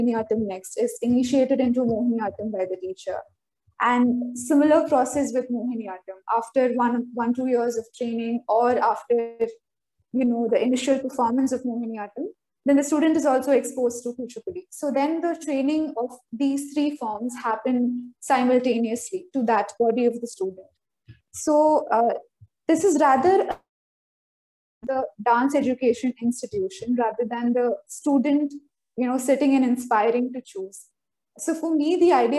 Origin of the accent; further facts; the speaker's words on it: Kerala, India; moved away as an adult; now in Delhi, India; I was born and brought up in Kerala.